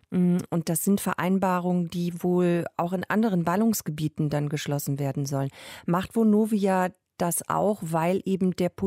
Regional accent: Germany; Bei uns in Deutschland

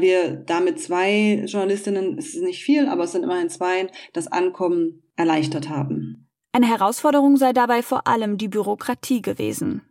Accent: Ukraine; German is a second language; moved away as an adult; also born or lived in Kyiv; now in Germany; nach Hause in die Ukraine

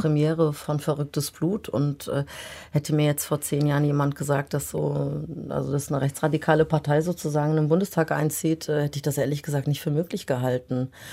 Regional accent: Germany; ich bin in Deutschland geboren und groß geworden

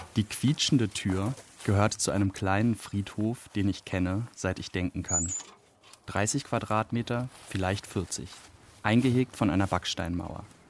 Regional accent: Berlin, Germany; das heimische Berlin

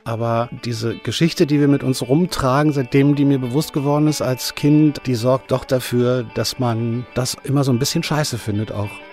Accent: Berlin, Germany; Ich bin ja so ein fauler Westberliner, das heißt, ich bin im Wedding geboren und seitdem lebe ich hier

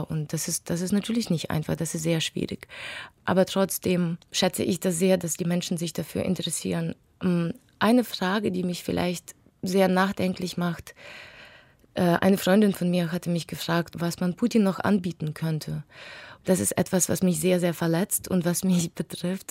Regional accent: Western Ukraine, Ukraine; moved away; meine Heimatstadt bombardiert, was im Westen der Ukraine liegt

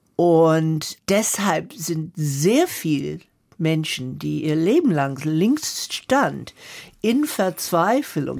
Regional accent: the South of the USA, Southern United States, United States; German is a second language; moved away; ich bin Mitte in der Bürgerrechtsbewegung im Süden der USA groß geworden

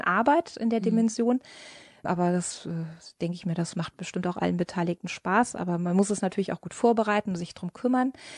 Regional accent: Germany; bei uns in Deutschland

